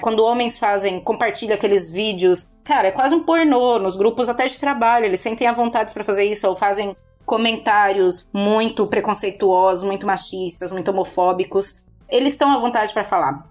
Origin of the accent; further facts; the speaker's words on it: Cuiabá, Mato Grosso, Brazil; moved away as an adult; now in Portugal; sou cuiabana, mas hoje vivo em Portugal na verdade, já vivo aqui há cinco anos